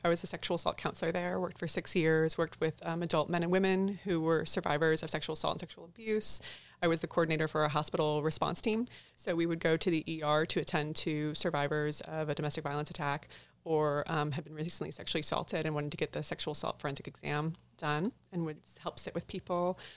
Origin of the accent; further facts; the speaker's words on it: St. Louis, Missouri, United States; moved away as an adult; now in Texas, United States; I was born and raised in Saint Louis, Missouri. Moved down to Texas in twenty ten